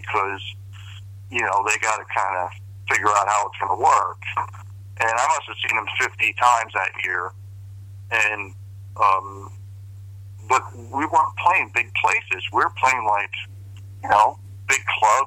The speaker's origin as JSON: {"language": "English", "region": "New Jersey", "country": "United States", "said": "I'm from Jersey"}